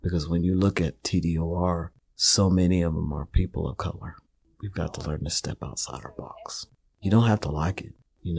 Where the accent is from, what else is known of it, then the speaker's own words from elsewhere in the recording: Missouri, United States; now in Nevada City, United States; I'm originally from the Midwest, Missouri. I've been in California about 7 years now.